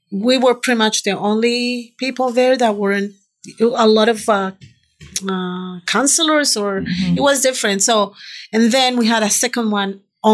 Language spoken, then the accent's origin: English; Colombia; English is a second language; moved away as an adult; now in Canada; I'm from Colombia originally. Yeah. I moved to Canada because of him about 13 years ago.